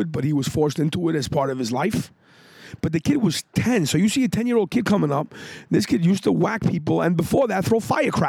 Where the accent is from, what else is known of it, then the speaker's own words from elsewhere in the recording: New York, United States; I grew up in New York.